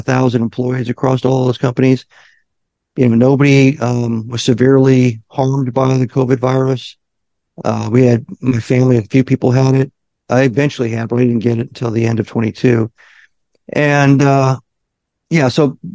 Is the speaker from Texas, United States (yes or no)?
no; Omaha, Nebraska, United States; now in Virginia Beach, United States; I'm from Omaha.